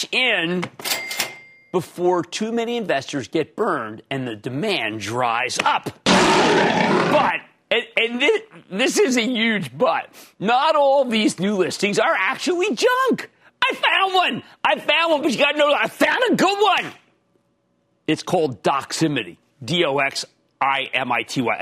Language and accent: English; Pennsylvania, United States; moved away; also born or lived in New Jersey; In my home state of Pennsylvania